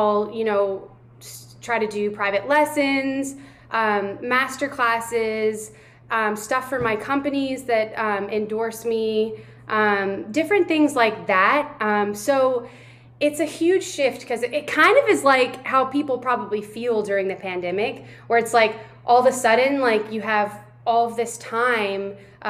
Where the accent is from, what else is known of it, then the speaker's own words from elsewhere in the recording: Louisville, Kentucky, United States; moved away; also born or lived in Miami / New York; I'm in Louisville, Kentucky, which is my hometown. It's where I was born and raised